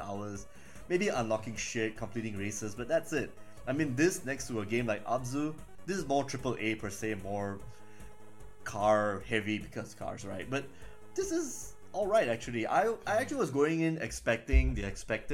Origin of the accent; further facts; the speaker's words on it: Malaysia; I'm from Malaysia. I drive an actual car back in Malaysia